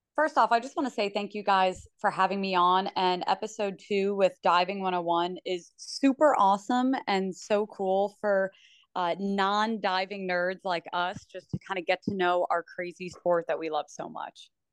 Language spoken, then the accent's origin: English; Princeton, New Jersey, United States; I am born and raised in Princeton, New Jersey